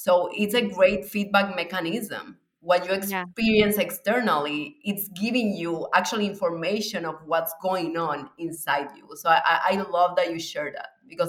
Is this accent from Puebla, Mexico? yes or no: no; Mexico City, Mexico; also born or lived in Cuba; But I was born in Cuba. And then when I was 9 years old, we moved to Mexico City.